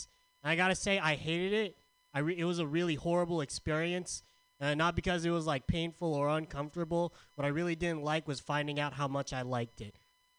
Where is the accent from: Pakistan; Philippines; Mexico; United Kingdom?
Philippines; I look like both Harold and Kumar. It's called being Filipino, asshole.